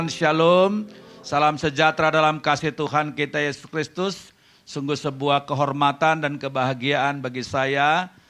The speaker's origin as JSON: {"language": "Indonesian", "region": "Jakarta", "country": "Indonesia", "lives_now": "Vancouver, Canada", "said": "Saya dari Jakarta tetapi kami baru tinggal di Vancouver, Kanada selama dua tahun ini."}